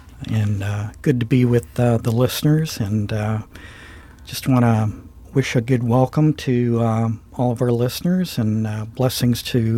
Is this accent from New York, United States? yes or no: no; Ohio, United States; So I consider myself a native Ohioan, and I grew up in Portage County.